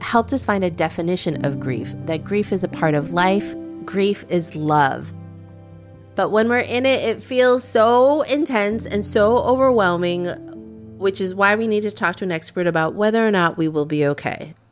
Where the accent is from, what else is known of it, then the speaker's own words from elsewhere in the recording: United States; we're American